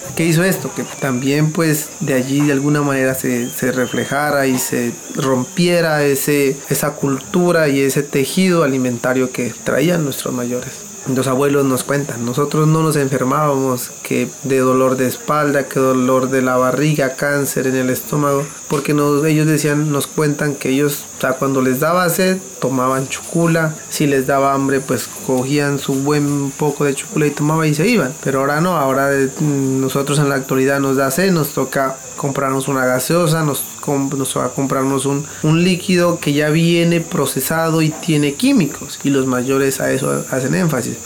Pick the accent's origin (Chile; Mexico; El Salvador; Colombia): Colombia; como gobernador y como líder quiero que mi resguardo vuelva a esas actividades propias